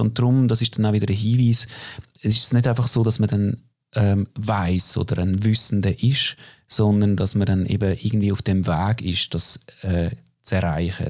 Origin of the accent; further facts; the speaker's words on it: Opfikon, Zurich, Switzerland; Ich bin aufgewachsen in Glabruck, Opfiker Glabruck, also typische Vorstadt von Zürich